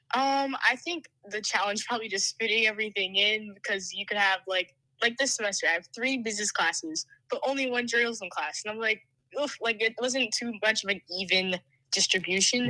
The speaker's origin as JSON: {"language": "English", "town": "Aldan", "region": "Pennsylvania", "country": "United States", "moved": "as an adult", "lives_now": "Dallas, United States", "said": "I'm a sophomore from Alden, Pennsylvania"}